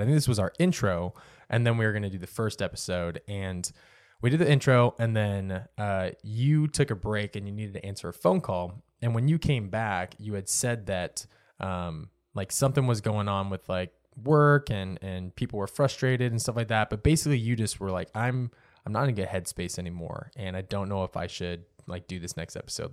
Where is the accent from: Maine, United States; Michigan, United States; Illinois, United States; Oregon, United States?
Oregon, United States; moved away; I grew up in Oregon, so the water was a little bit cleaner up there than what it is down here